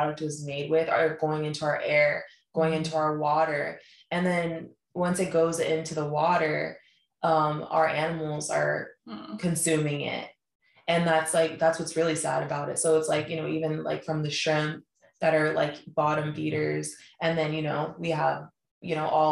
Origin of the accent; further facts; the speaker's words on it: Colorado, United States; moved away; growing up in Colorado in the suburbs